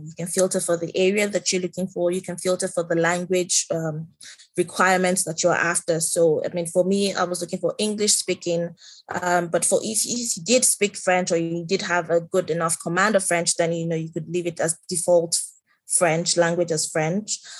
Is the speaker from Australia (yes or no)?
no; Nigeria; moved away as an adult; I am from Nigeria. Um, I have lived and worked in Nigeria for most of my career